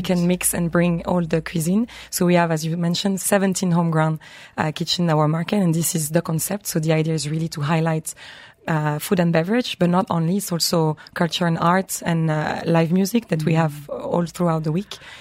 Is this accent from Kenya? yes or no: no; France; moved away; I have obviously my hometown France, but I'm also married to an Italian